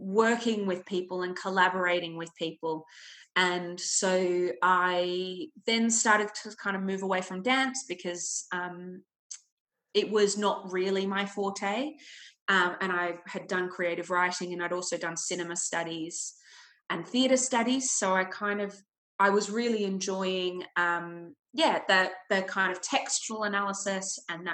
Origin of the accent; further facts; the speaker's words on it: Melbourne, Victoria, Australia; moved away as an adult; now in London, United Kingdom; I am from Australia. I grew up in Melbourne.